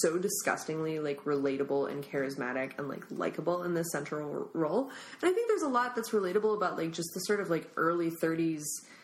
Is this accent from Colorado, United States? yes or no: no; Minnesota, United States; now in San Francisco, United States; my home state of Minnesota